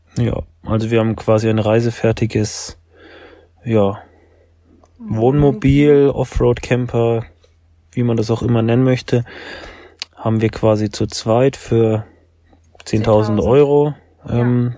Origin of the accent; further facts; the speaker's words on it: Nuremberg, Bavaria, Germany; Wir kommen beide aus Nürnberg